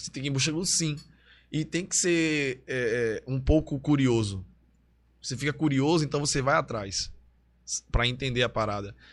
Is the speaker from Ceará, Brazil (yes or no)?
no; Olinda, Pernambuco, Brazil; also born or lived in Recife; Eu nasci em Recife, mas morei em Olinda. Aí foi no bairro de Peixinhos. Aí de Peixinhos eu fui para Beberibe, e também fui criado na casa dos meus avós, que é um bairro em Olinda, Águas Compridas